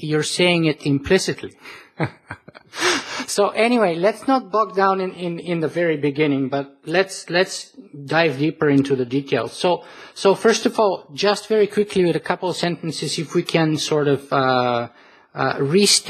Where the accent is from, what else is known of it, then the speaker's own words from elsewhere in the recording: Bulgaria; I was born in Eastern Europe, and I lived there for most of my life still. The communist bloc survived for 50 years in Bulgaria, where I'm from